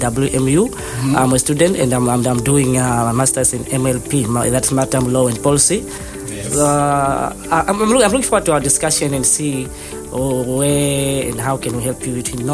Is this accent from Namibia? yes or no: yes; Namibia; moved away as an adult; now in Malmo, Sweden; I'm from Namibia